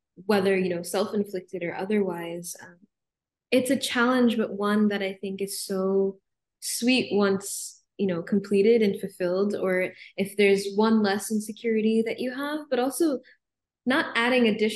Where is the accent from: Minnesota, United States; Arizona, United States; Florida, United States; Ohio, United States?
Arizona, United States; moved away; I grew up in Arizona